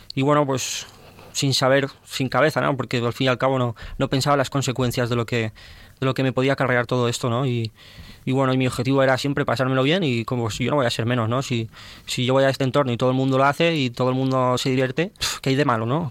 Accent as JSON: {"language": "Spanish", "town": "Valencia", "region": "Valencian Community", "country": "Spain", "moved": "yes", "lives_now": "Tarragona, Spain", "said": "soy de Valencia"}